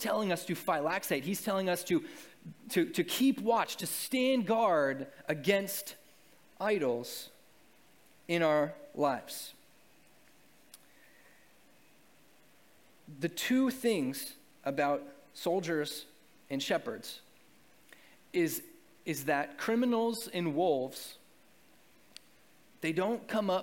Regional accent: New England, United States; also born or lived in Arkansas; I grew up in New England and I went to 3 years of college in Arkansas

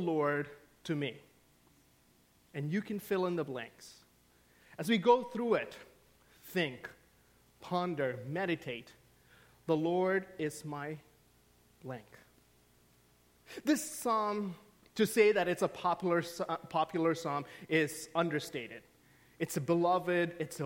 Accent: Saudi Arabia; moved away; I grew up in the Middle East. I grew up in the Kingdom of Saudi Arabia.

